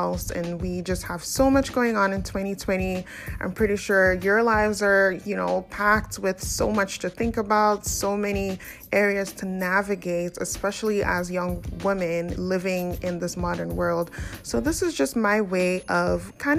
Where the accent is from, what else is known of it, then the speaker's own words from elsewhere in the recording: Nigeria; now in Canada; I'm an African woman. I'm from Nigeria. I live currently in Canada